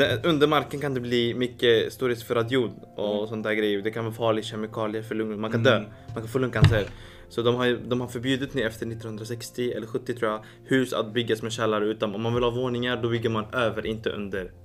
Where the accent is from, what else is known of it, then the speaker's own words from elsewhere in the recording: Syria; now in Sweden; mitt hemland